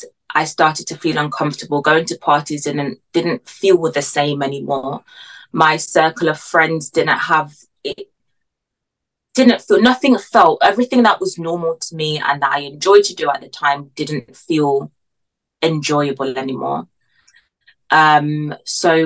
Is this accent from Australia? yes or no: no; Jamaica; now in United Kingdom; I'm from Jamaica